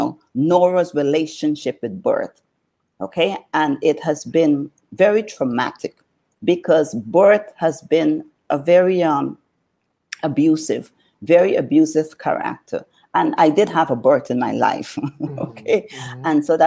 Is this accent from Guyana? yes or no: yes; New Amsterdam, East Berbice-Corentyne, Guyana; now in United States; I grew up in Guyana, South America